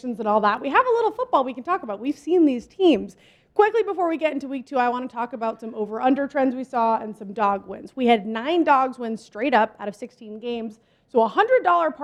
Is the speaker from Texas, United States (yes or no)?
no; Southern Massachusetts, United States; moved away; I'm from Southern Mass